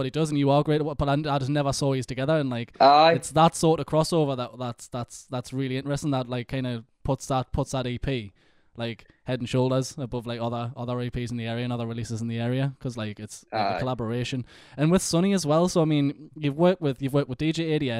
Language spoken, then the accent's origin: English; Ashington, North East England, United Kingdom; we like grew up on the same estate, and that we're from Asherton